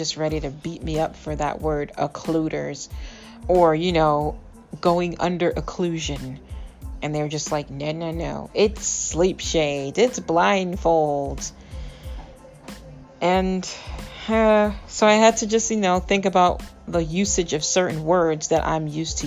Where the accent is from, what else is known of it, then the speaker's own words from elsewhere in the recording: New England, United States; I'm from New England.